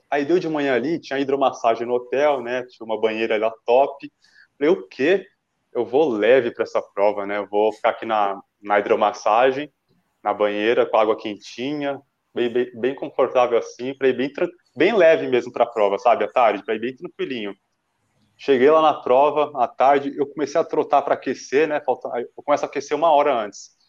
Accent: Santo André, São Paulo, Brazil; eu sou de Santo André, né? Sou natural de Santo André

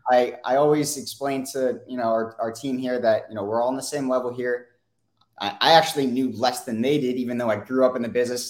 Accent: Weston, United States; so I grew up in Weston

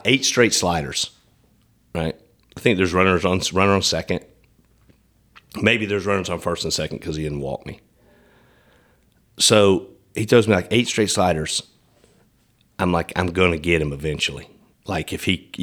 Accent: East Tennessee, United States; now in Nashville, United States; I grew up in East Tennessee

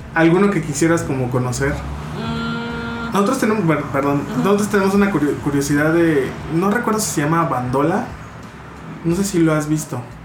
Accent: Mexico; nosotros como mexicanos

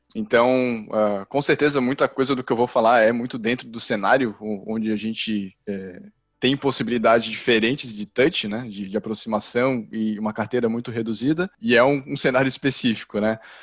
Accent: Florianópolis, Santa Catarina, Brazil; responsável pelo time de CS na Involves, tenho 31 anos, sou de Floripa

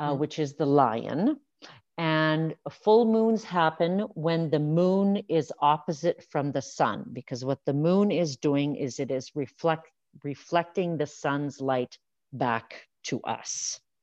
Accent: Saskatchewan, Canada; now in Alberta, Canada; I grew up in Saskatchewan

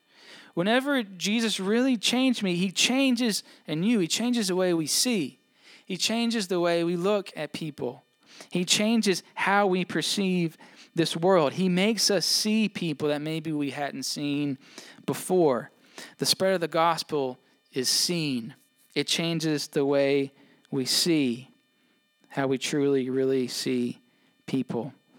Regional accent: Mississippi, United States; I grew up in Mississippi, went to college down there.

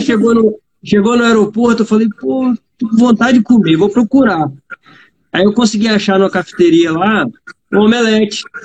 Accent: Vitória, Espírito Santo, Brazil; Sou do Espírito Santo, Vitória, Espírito Santo.

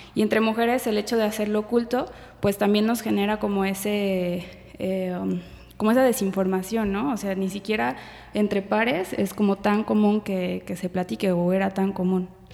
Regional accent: Guadalajara, Jalisco, Mexico; yo nací aquí en Guadalajara

